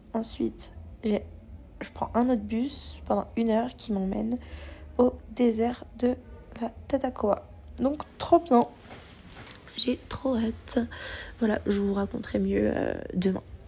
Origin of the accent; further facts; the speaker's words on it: France; qu'on est français